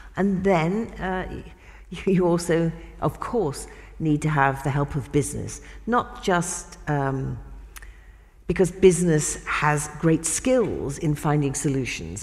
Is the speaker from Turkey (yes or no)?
no; United Kingdom; in my country, in the UK